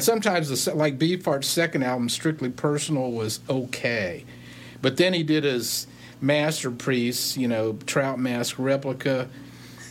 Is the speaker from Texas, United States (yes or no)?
yes; Texas, United States; moved away; I'm from Texas